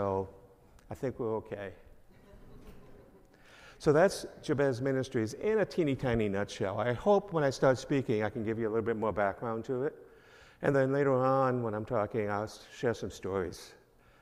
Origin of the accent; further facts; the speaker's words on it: East Islip, New York, United States; moved away as an adult; now in Michigan, United States; I'm originally from New York, a little town on Long Island, 30 miles east of New York City, called East Islip.